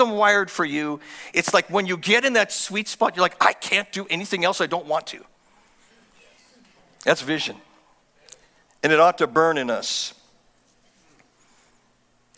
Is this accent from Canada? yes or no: yes; Canada; I'm from Canada and I'm a pastor